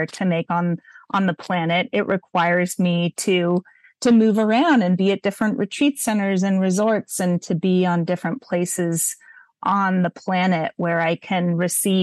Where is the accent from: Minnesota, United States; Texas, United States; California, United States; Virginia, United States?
California, United States; Montecito; I'm a white girl growing up in Montecito